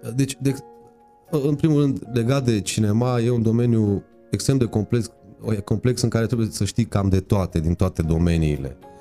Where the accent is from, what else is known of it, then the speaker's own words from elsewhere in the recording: Târgu Mureș, Mureș County, Romania; M-am născut la Târgu Mureș și exact n-am stat niciodată în Râciu. Am stat în Târgu Mureș